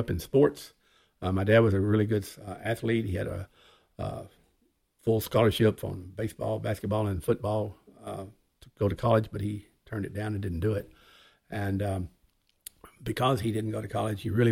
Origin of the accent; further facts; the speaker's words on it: Arkansas, United States; I grew up in Arkansas.